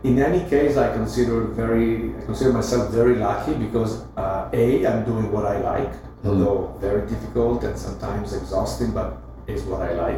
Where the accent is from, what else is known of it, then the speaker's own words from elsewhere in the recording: Milan, Lombardy, Italy; I was growing up in Milano, I was a city boy